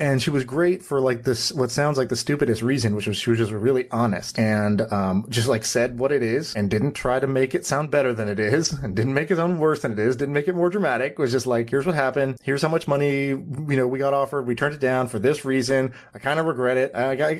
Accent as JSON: {"language": "English", "town": "Austin", "region": "Texas", "country": "United States", "tie": "born or raised there", "said": "I grew up in Austin, Texas. I spent a lot of time in Texas."}